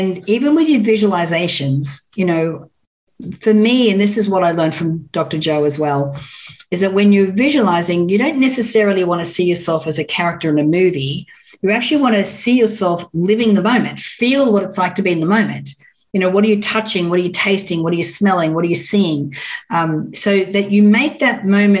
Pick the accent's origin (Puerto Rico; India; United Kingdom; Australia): Australia; Orange, New South Wales; moved away as an adult; now in Los Angeles, United States; I grew up in Orange in New South Wales.